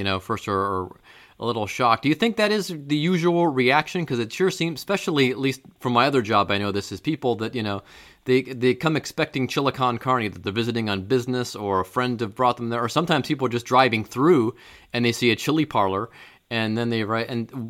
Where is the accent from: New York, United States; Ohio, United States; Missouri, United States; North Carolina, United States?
Ohio, United States; Cleveland; We're both from Cleveland.